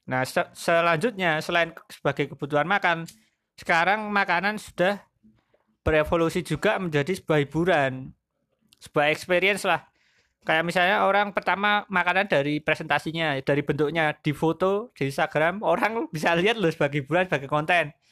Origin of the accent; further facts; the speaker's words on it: Magelang, Central Java, Indonesia; saya sebagai warga Magelang ya kan di apa dunia juga orang tahu lah ya